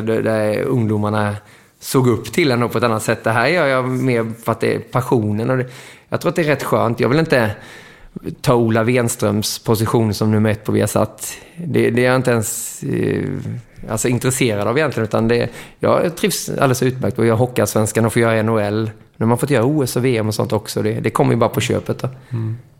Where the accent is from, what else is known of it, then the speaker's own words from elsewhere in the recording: Småland, Kronoberg County, Sweden; moved away as an adult; also born or lived in Moheda / Växjö / Mora; now in Stockholm, Sweden; Jag är ju smålänning